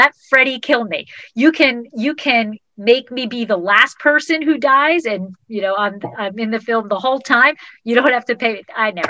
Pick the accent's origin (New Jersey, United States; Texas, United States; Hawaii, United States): New Jersey, United States; moved away as an adult; now in Los Angeles, United States; I'm originally from New Jersey, right by New York, but I go to college in California, LA.